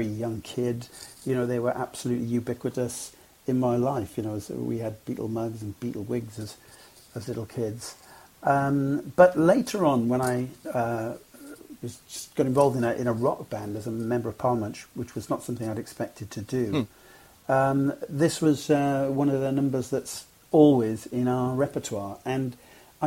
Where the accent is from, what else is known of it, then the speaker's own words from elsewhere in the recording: Cwmbran, Wales, United Kingdom; I grew up in Cwmbran